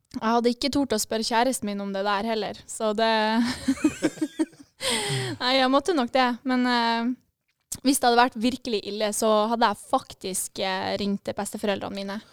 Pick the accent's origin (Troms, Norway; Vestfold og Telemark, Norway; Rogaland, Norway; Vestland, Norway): Troms, Norway; Tromsø; now in Bodø, Norway; Jeg er fra Tromsø